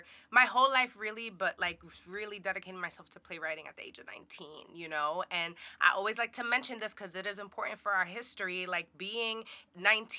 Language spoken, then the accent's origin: English; New York City, New York, United States; I'm a Dominicana from the Bronx